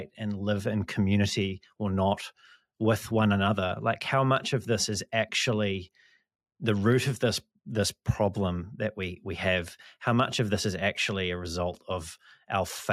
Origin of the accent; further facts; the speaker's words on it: New Zealand; I come from New Zealand. I live in New Zealand.